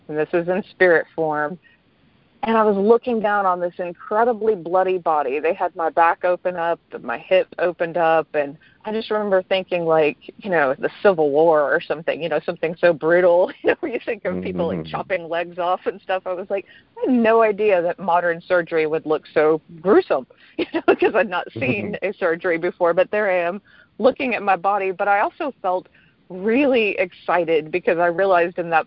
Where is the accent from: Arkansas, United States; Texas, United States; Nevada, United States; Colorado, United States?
Texas, United States; East; I grew up rather poor in East Texas